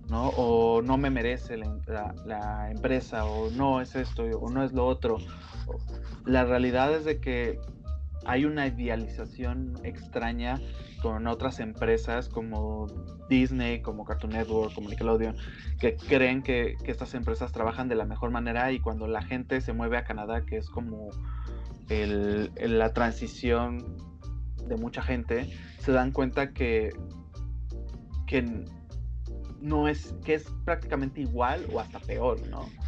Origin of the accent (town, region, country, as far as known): Mexico